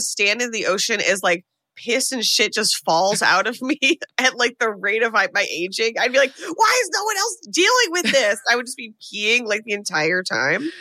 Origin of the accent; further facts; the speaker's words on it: United States; as an American